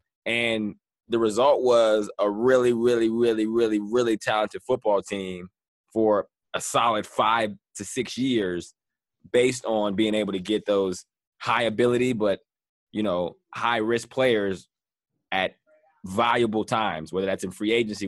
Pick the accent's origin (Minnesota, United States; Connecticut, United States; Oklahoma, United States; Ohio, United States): Ohio, United States; Cincinnati; also born or lived in Cleveland, United States; Because, see, I come from, besides the my Cleveland background, I come from Cincinnati